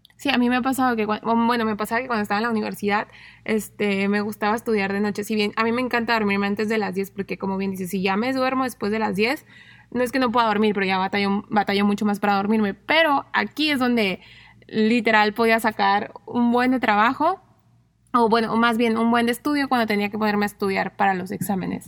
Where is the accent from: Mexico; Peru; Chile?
Mexico; como mexicanos